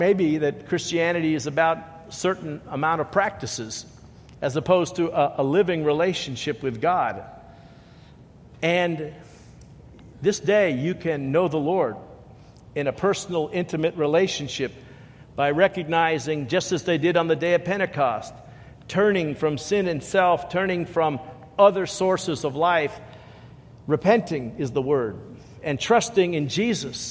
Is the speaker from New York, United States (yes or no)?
yes; New York City, New York, United States; moved away; I grew up in New York, and New York City, we didn't have a whole lot of plants